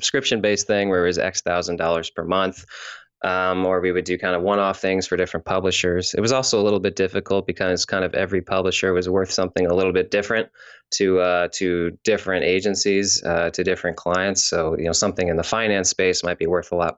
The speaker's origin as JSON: {"language": "English", "region": "Missouri", "country": "United States", "also_born_or_lived": "California", "moved": "yes", "said": "I'm from Missouri originally, then I moved to California"}